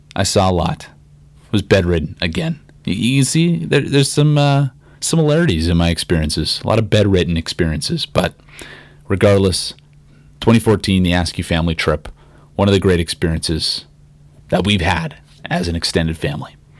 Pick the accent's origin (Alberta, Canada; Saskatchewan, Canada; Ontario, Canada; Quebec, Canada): Saskatchewan, Canada; Regina; growing up in Regina